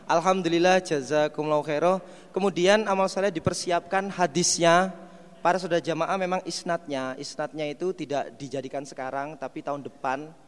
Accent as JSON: {"language": "Indonesian", "town": "Mojokerto", "region": "East Java", "country": "Indonesia", "said": "Asal saya dari Mojokerto, gak usah hes."}